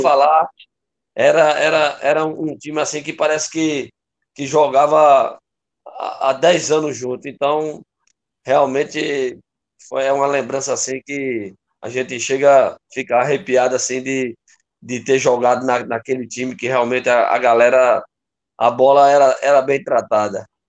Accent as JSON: {"language": "Portuguese", "town": "Campina Grande", "region": "Paraíba", "country": "Brazil", "also_born_or_lived": "Recife, Pernambuco", "moved": "as an adult", "lives_now": "Pernambuco, Brazil", "said": "Eu sou paraibano de Campina Grande."}